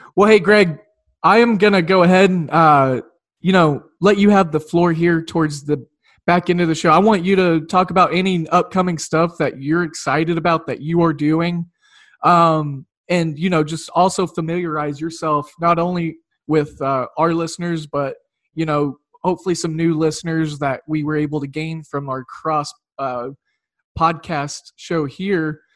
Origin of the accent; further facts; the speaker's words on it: Oklahoma, United States; growing up in Oklahoma